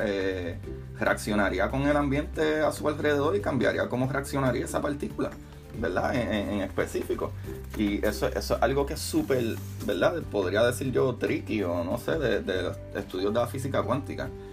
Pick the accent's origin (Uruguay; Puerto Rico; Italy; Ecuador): Puerto Rico; somos básicamente de Norteamérica o por lo menos en Puerto Rico